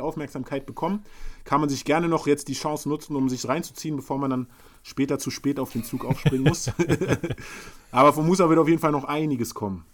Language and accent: German; Berlin, Germany; als Berliner Hustler